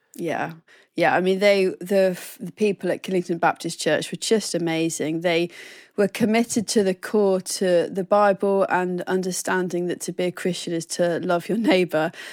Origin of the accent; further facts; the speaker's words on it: Oxford, South East England, United Kingdom; also born or lived in Plymouth, Devon; So, I was born in Devon and then we moved up to Oxford when I was about seven